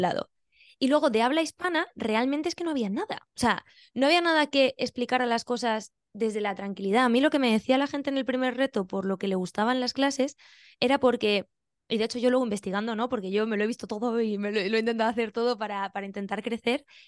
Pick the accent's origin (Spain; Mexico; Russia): Spain; Benidorm, Valencian Community; moved away as an adult; also born or lived in Albacete / Siles, Jaén; now in Australia; yo nací en Albacete, me crié en Benidorm